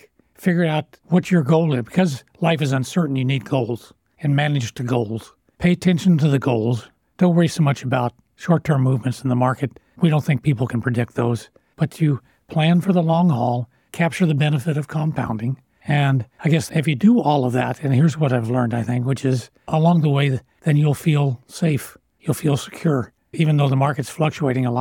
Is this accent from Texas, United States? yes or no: no; Lawrence, Kansas, United States; I grew up on Naismith Drive